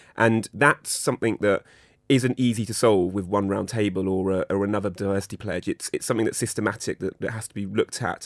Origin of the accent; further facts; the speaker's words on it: United Kingdom; a British, Pakistani, Indian man